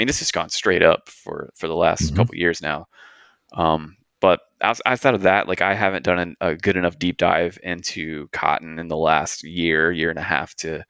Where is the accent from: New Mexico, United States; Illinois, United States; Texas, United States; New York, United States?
Texas, United States; and where I'm from, I grew up on the Gulf Coast in Texas, and we actually grew a lot of cotton there